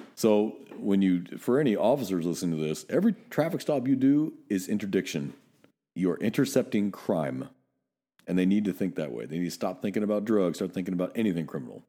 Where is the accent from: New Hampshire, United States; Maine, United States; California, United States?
California, United States; Northern; now in Texas, United States; I'm still too Northern California